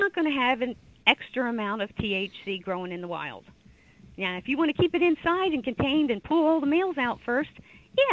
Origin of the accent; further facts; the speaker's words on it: Driftless Area, Wisconsin, United States; I am from the Driftless area.